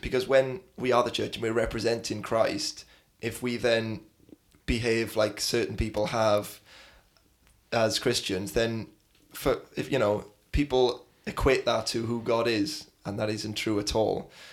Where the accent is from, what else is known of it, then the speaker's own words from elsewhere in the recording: South Wales, United Kingdom; I lived in South Wales